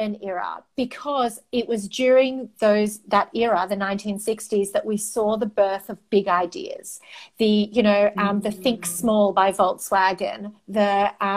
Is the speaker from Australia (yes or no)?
yes; Australia; first language Greek; English is a second language; I'm the first generation in my family born in Australia.